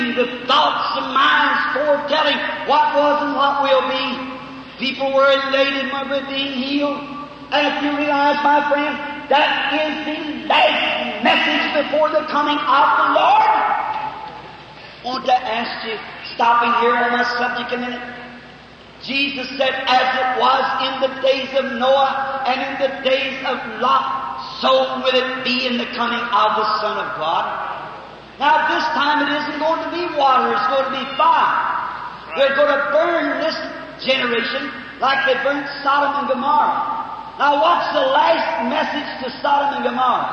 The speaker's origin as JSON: {"language": "English", "country": "United States", "said": "I'm American"}